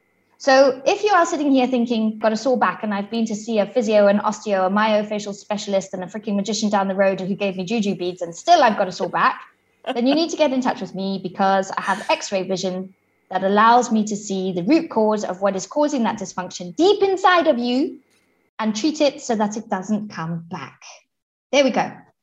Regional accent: Zimbabwe; now in Switzerland; I am originally from Zimbabwe, which is right down at the bottom of Southern Africa. My parents are both British, but lived all around Africa whilst me and my brother were being born and growing up and stuff. And now I live in Switzerland

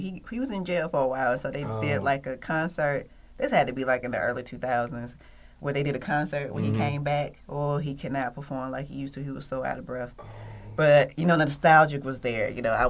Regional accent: Atlanta, Georgia, United States; also born or lived in Perry Homes, Atlanta; I grew up in Adamsville. Then I moved to, like, Perry Homes later. But I went to elementary school over there.

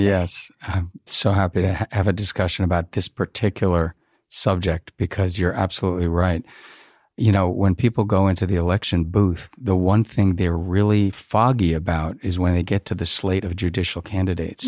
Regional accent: New Jersey, United States; I grew up in New Jersey.

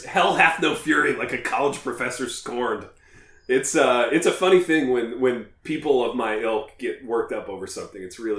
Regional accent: Midwest, United States; as Midwesterners

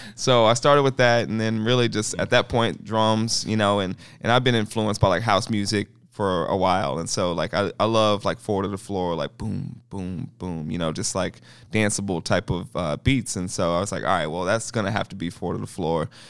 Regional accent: Kansas City, Missouri, United States; I grew up in Kansas City public schools

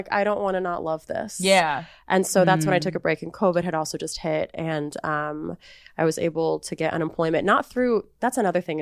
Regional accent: California, United States; moved away as an adult; now in New York, United States; I'm from California.

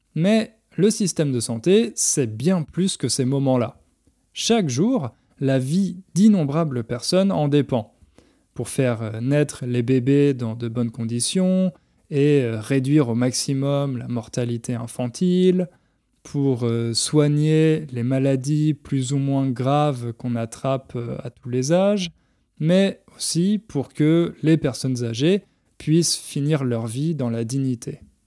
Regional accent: France; en tant que Français, quand j'étais petit

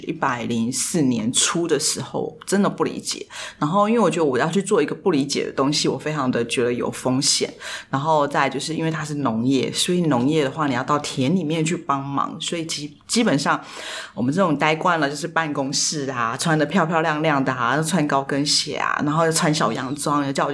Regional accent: Taipei, Taiwan; moved away as an adult; now in Pingtung, Taiwan; 虽然说我是屏东人，可是我其实是从小在台北长大

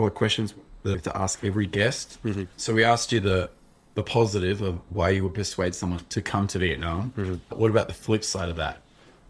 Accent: Australia; accent: Australian; But when I first came, my accent was very strong. But like I've never lived anywhere else, so it's going to be really Australian.

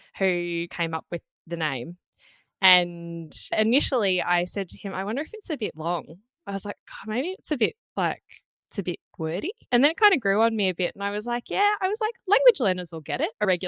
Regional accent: Australia; I grew up in Australia. I've been here basically my whole life.

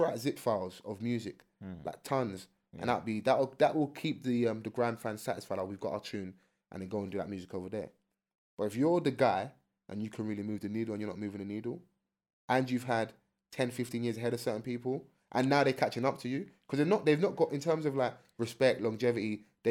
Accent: London, United Kingdom; And I'm from South.

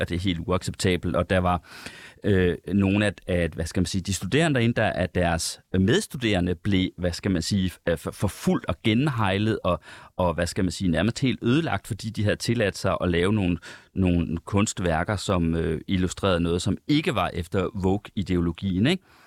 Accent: Central Denmark Region, Denmark; moved away; nu kommer jeg fra Jylland. Uh, hele min familie bor i Jylland. Jeg er rigtig tit i Jylland

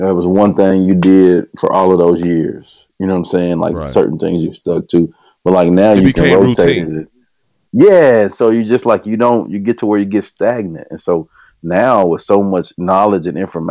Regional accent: Hearne, Texas, United States; moved away as an adult; also born or lived in Conroe, Texas; got a chance to go back to my hometown, which is Hearne, Texas, and be athletic director and head coach there in my old high school

